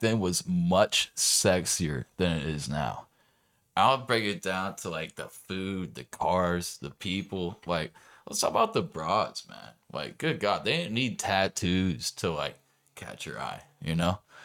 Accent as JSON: {"language": "English", "area": "Orange County", "region": "California", "country": "United States", "moved": "as an adult", "lives_now": "Arizona, United States", "said": "I moved out here from Orange County in two thousand nine."}